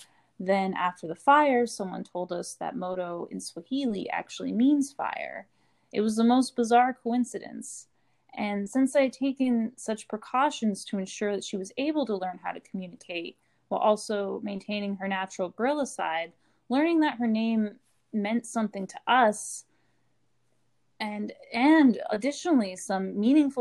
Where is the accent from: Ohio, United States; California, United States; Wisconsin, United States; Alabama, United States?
California, United States; Bakersfield; I grew up outside of Bakersfield, California.